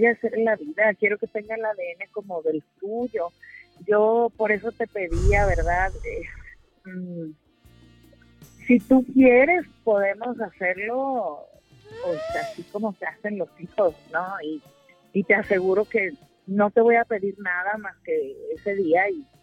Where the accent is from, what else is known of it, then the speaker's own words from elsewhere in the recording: Ocotlán, Jalisco, Mexico; La verdad, sí, soy de Jalisco.